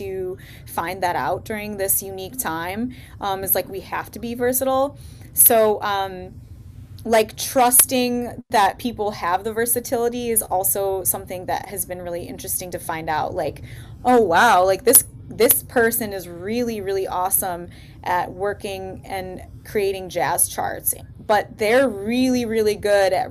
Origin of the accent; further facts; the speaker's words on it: Detroit, Michigan, United States; I am from Detroit